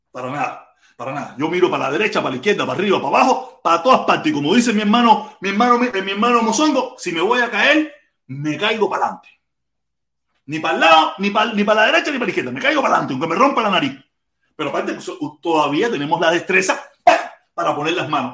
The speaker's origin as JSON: {"language": "Spanish", "region": "Pinar del Río", "country": "Cuba", "moved": "yes", "said": "yo soy pinareño"}